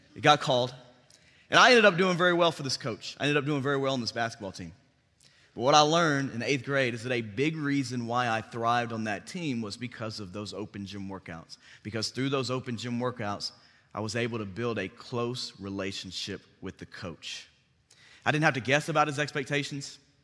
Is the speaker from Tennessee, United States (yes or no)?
yes; Bartlett, Tennessee, United States; also born or lived in Memphis, Tennessee; I grew up in Bartlett. I've been in Memphis, Tennessee my entire life.